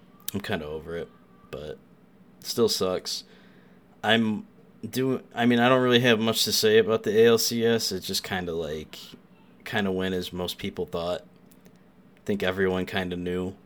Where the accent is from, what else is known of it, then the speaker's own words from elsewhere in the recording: New York, United States; I'm the New Yorker